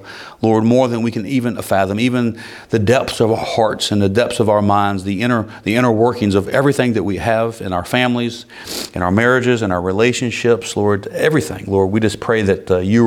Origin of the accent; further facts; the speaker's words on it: United States; as an American